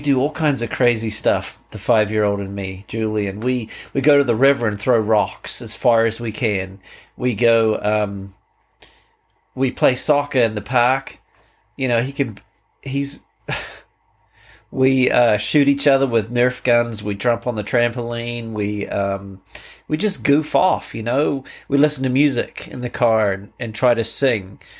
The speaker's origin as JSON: {"language": "English", "region": "Canterbury", "country": "New Zealand", "tie": "born or raised there", "moved": "as an adult", "lives_now": "United States", "said": "my life growing up in New Zealand"}